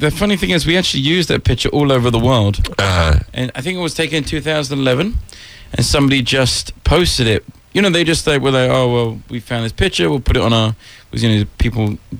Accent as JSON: {"language": "English", "region": "England", "country": "United Kingdom", "tie": "born or raised there", "moved": "yes", "said": "I'm English."}